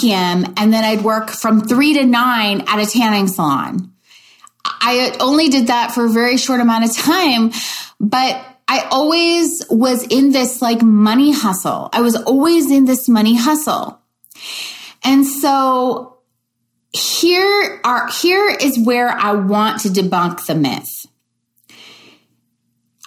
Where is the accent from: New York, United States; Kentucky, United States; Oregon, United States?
Kentucky, United States; Louisville; I grew up in the Midwest in Louisville, Kentucky